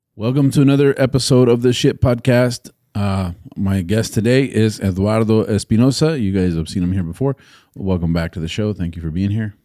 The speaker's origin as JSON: {"language": "English", "region": "Texas", "country": "United States", "said": "as a Texan"}